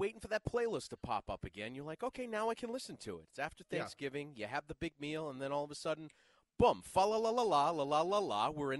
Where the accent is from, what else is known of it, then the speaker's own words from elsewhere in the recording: Plymouth, Massachusetts, United States; I'm from Plymouth, Massachusetts, which is America's hometown, which is where Thanksgiving was obviously started.